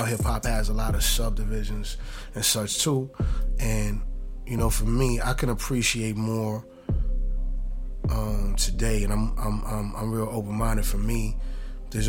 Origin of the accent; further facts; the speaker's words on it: New York City, New York, United States; I'm from Queens